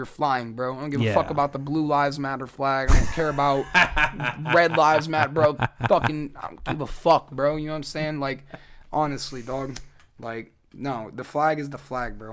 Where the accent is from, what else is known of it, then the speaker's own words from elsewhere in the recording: United States; also born or lived in Des Moines, Iowa; I very much enjoy being an American